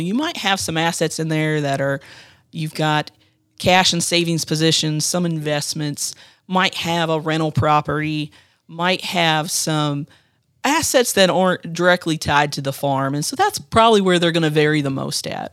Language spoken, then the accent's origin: English; Marion County, Ohio, United States; I grew up in Marion County on a small livestock farm